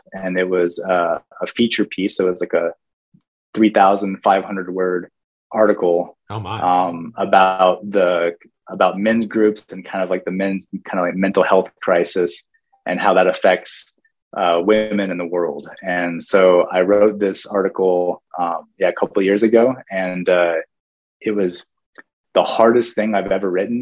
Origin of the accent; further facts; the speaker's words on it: Whitefish, Montana, United States; moved away; Glacier National Park, for most of my childhood, was like my backyard.